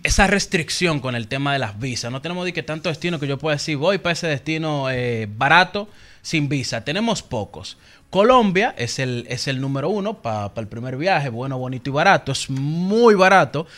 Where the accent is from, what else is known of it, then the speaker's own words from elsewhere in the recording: Dominican Republic; yo dominicano